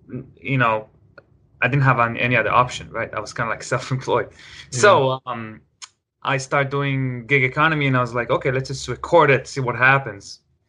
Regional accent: Israel; moved away as an adult; also born or lived in Los Angeles, United States; now in Seattle, United States; Oh, I'm 30. I'm from Israel originally, but I guess, I'm from, like, you know, I lived in L.A. for a while. Now I live in Seattle and L.A., but mostly in Seattle.

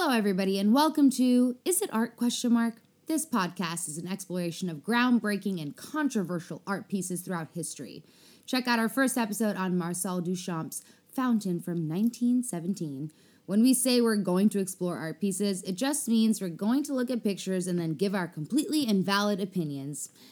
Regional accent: South Africa; moved away; also born or lived in Chicago; I was a child in South Africa.

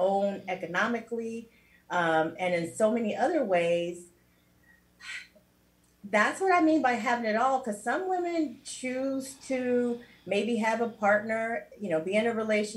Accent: Cincinnati, Ohio, United States; moved away as an adult; now in South Florida, United States; I was also a radio personality for about 10 years in my hometown with Radio One

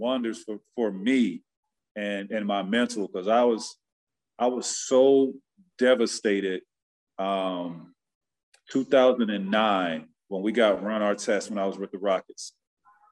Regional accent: Central Florida, United States; I grew up in Central Florida, 10,000 people.

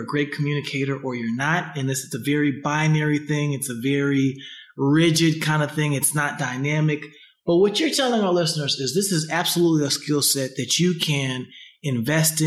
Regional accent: Huntsville, Alabama, United States; I am from Huntsville, Alabama, where we are known for being long-winded

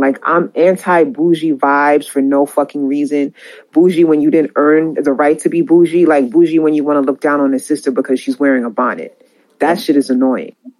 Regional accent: New York, United States; I'm from New York

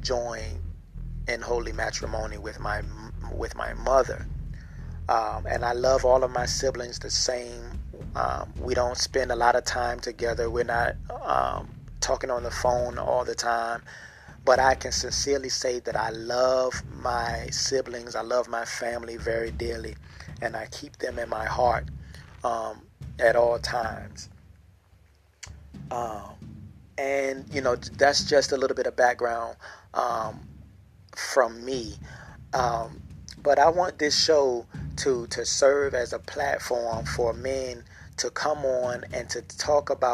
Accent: Norfolk, Virginia, United States; I am from Norfolk, Virginia

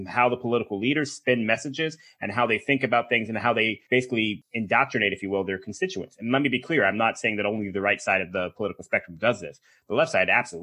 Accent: United States; we're American

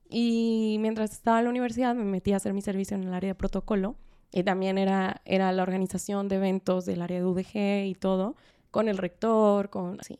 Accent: Guadalajara, Jalisco, Mexico; yo soy de Guadalajara

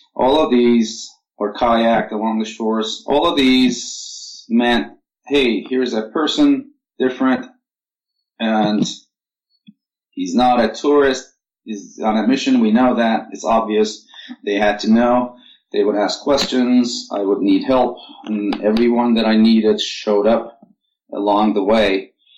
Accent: Turkey; moved away as an adult; also born or lived in Cyprus / Washington D.C., United States / Seattle, United States; now in Gig Harbor, United States; I was born in Cyprus, raised in Turkey. I came to United States in 1986 for graduate studies

